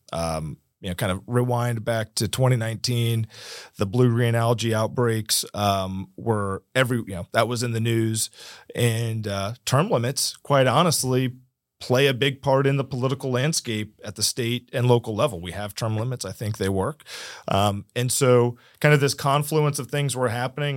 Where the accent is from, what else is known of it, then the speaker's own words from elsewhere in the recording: Martin County, Florida, United States; also born or lived in San Diego; I was born and raised in Martin County